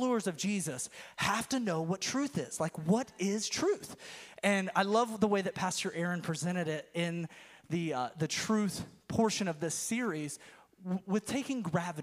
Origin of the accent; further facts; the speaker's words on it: Florida Panhandle, United States; So I grew up in the South. I'm from the panhandle of Florida